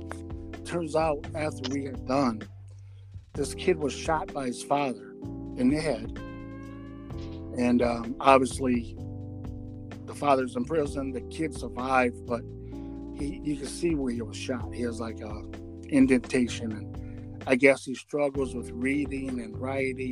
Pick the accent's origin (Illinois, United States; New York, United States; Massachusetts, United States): Illinois, United States; Rockford; I was in Rockford, Illinois, my hometown